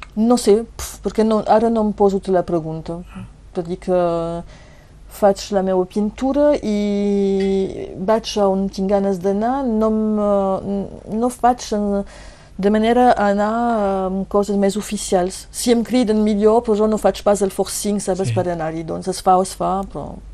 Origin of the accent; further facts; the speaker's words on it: Bages, Occitania, France; a Bages, a la Casa Carrera, perquè és el meu poble